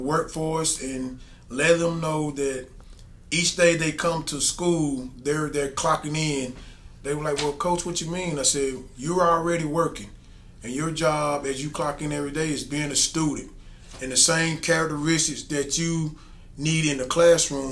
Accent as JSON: {"language": "English", "area": "Spartanburg School District 5", "region": "South Carolina", "country": "United States", "tie": "born or raised there", "said": "I'm born and raised in District 5"}